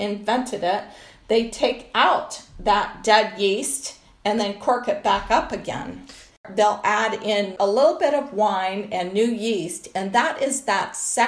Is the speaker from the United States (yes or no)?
yes; Colorado, United States; I grew up in Colorado